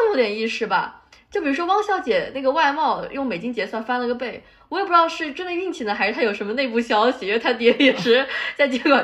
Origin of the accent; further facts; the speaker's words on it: Shanghai, China; moved away as an adult; now in United States; 让我们这种在上海长大的小朋友重新 有了，想要再学沪语